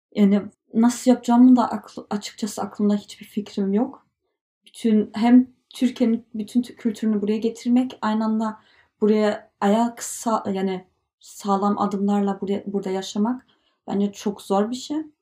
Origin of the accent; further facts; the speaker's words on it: Germany; Turkish is a second language; Almanya'da yaşıyoruz.